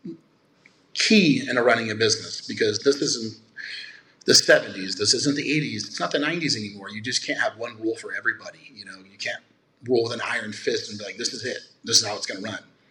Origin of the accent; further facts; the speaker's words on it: Nevada, United States; born and raised in Nevada.